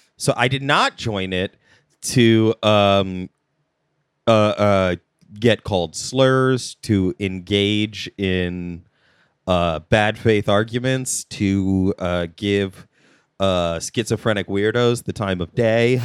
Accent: United States; I'm American

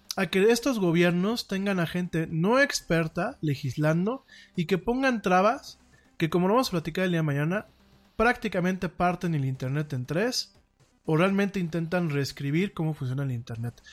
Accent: Mexico; como mexicanos

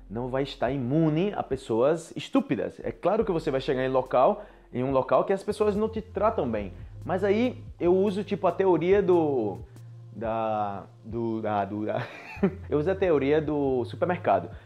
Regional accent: Brazil; moved away as an adult; como brasileiro

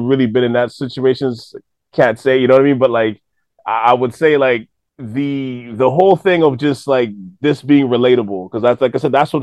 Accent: Montreal, Quebec, Canada; now in Toronto, Canada; I'm from Montreal originally, but moving to Toronto

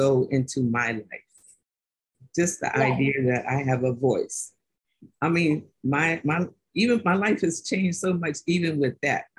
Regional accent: Washington, District of Columbia, United States; most of my family, and we're from Washington, D.C., so most of my family worked in the government

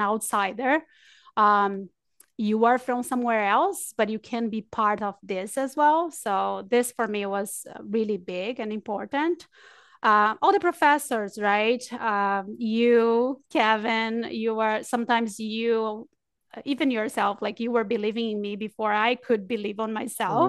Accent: Brazil; moved away; also born or lived in New Zealand; I'm from Brazil, but I lived in New Zealand for seven years

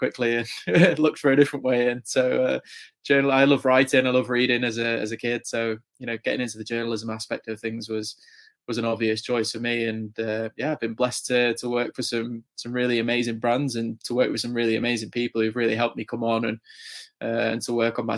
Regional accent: England, United Kingdom; I'm obviously, as you can probably tell from my accent, from England and the UK

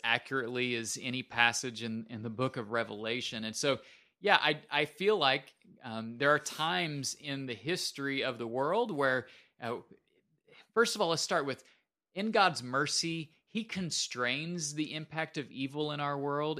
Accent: Minnesota, United States; moved away; I am from Minnesota originally.

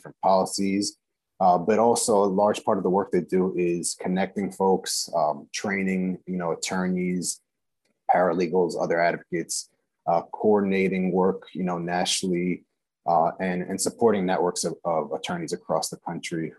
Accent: Long Island, New York, United States; born and raised in Long Island, New York, to immigrant parents from Guatemala

